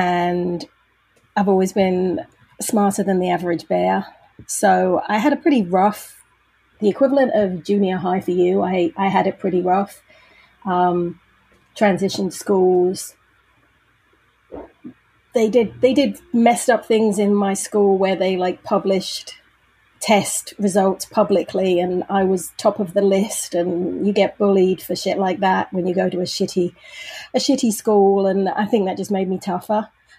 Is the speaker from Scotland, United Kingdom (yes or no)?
no; Brighton, South East England, United Kingdom; also born or lived in London / Manchester; now in Leeds, United Kingdom; I grew up in Brighton, a town on the south coast, 52 miles from London. Then I went to college in London. Then I moved home to Brighton, and then I lived in Manchester for a year and Leeds for 2 years.